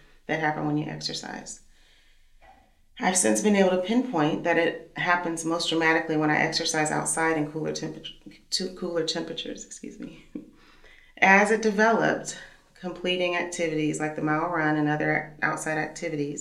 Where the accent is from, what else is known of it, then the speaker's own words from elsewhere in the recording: Missouri, United States; now in Kansas City, United States; I'm from Missouri, and so this is home for us